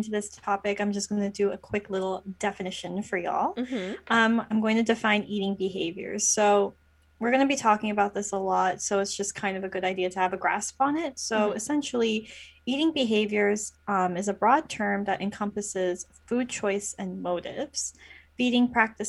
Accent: Canada; now in United States; People need to know this. We're both Canadian.

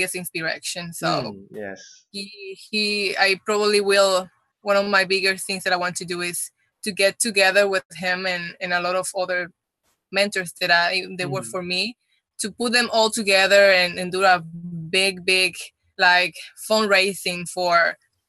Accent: Puerto Rico; first language Spanish; English is a second language; moved away as an adult; also born or lived in Dominican Republic; now in California, United States; I'm from Dominican Republic, but I moved very early when I was when I was in Puerto Rico. I was like around 9

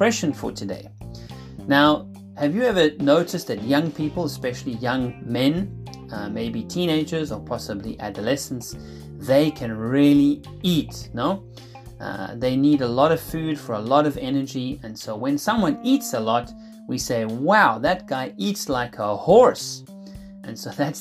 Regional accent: Cape Town, Western Cape, South Africa; now in Lucerne, Switzerland; I am originally from South Africa. I grew up in Cape Town.

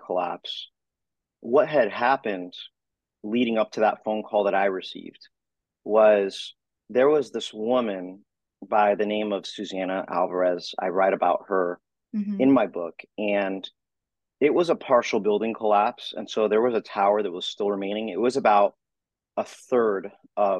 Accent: Florida, United States; Florida area. My father at the time, growing up, was with the Miami Beach Police Department

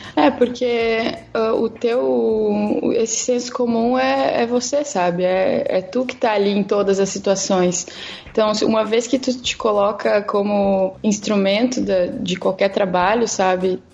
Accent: Rio Grande do Sul, Brazil; eu sou aqui do Sul, sou gaúcha

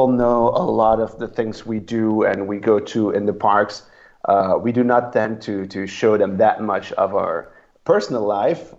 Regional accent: Belgium; I'm from Belgium

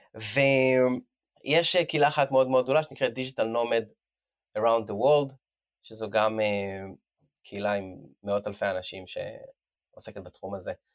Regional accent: Israel; moved away as an adult; אני לא תושב ישראל, עזבתי את הארץ לפני שמונה שנים

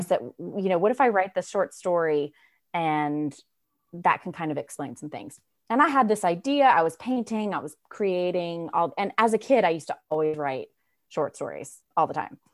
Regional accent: Raleigh, North Carolina, United States; I am from Raleigh, North Carolina. I'm born and raised

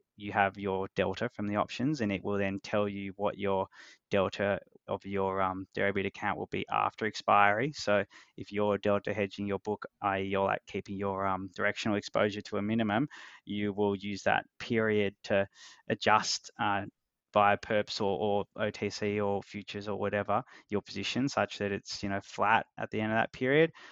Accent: Australia; accent: Australian; I don't know if my accent is a lot Australian or a little Australian

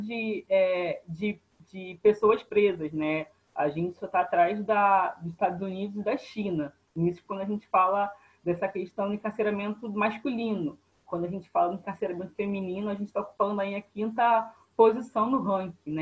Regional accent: Rio de Janeiro, Brazil; Sou, sou de Bangu, né, na Zona Oeste do Rio de Janeiro

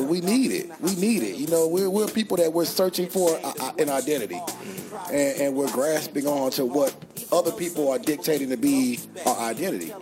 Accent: San Francisco, California, United States; now in Louisville, United States; I was born in San Francisco, so I was from the Bay Area. Uh, raised in the Bay Area

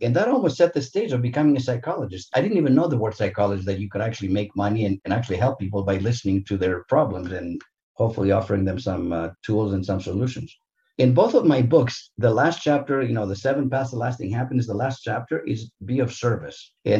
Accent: Santa Monica, California, United States; growing up in Santa Monica in Southern California

